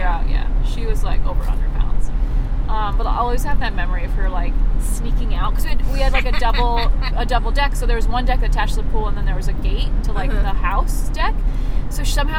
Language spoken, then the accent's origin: English; Connecticut, United States; also born or lived in San Francisco; now in Venice, Los Angeles, United States; growing up in Connecticut